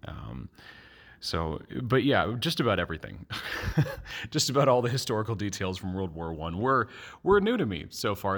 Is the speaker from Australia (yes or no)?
no; Bethlehem, Pennsylvania, United States; I'm from Bethlehem, Pennsylvania